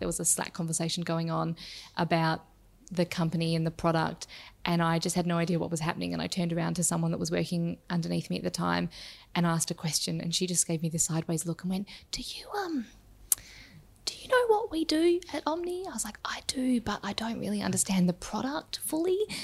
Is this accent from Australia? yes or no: yes; Perth, Western Australia, Australia; now in Melbourne, Australia; I grew up in Perth in Western Australia